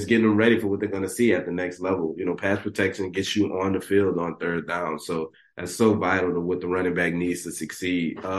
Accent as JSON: {"language": "English", "town": "New Orleans", "region": "Louisiana", "country": "United States", "said": "since I'm from New Orleans, obviously."}